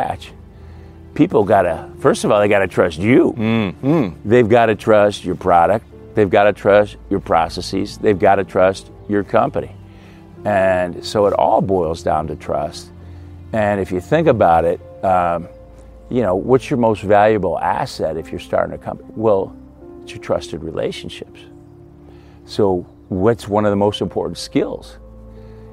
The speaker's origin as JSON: {"language": "English", "region": "Midwest", "country": "United States", "tie": "born or raised there", "said": "I grew up in the Midwest, great Midwestern values"}